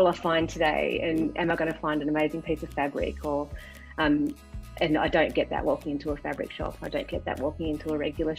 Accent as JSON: {"language": "English", "region": "Tasmania", "country": "Australia", "tie": "born or raised there", "also_born_or_lived": "London", "said": "I lived in London for a couple of years, and the first thing people asked me was, where are you from? And I'd say Tasmania"}